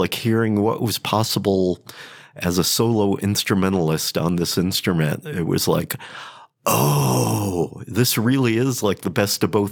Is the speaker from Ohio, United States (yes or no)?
yes; Cleveland, Ohio, United States; born and raised in Cleveland, Ohio.